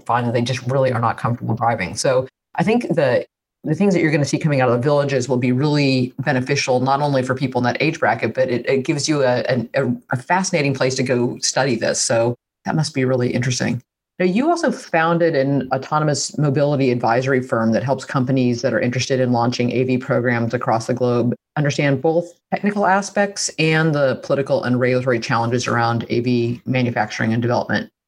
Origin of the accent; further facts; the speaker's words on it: Midwest, United States; being a Midwesterner